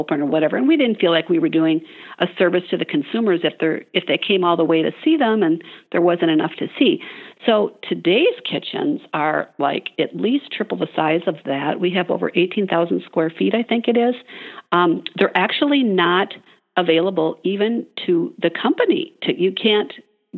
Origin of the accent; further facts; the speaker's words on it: Midwest, United States; I'm from the Midwest